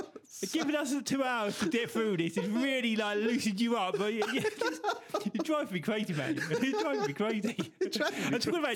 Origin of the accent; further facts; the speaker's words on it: England, United Kingdom; I'm not Spanish, I'm English.